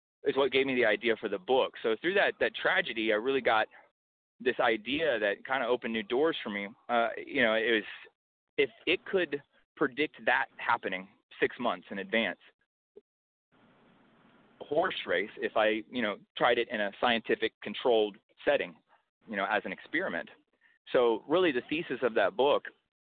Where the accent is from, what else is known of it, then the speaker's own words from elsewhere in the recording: Houston, Texas, United States; I'm from Houston